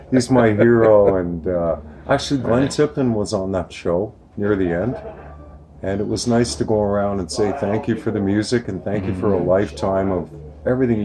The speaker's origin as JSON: {"language": "English", "town": "Ottawa", "region": "Ontario", "country": "Canada", "said": "We go back to Ottawa, Canada"}